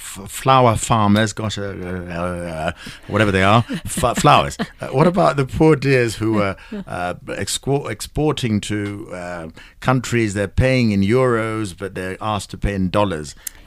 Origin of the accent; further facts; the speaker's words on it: Kenya; I'm a Kenyan of a generation where at some point, we turned on a certain section of our community and said, Asians must go.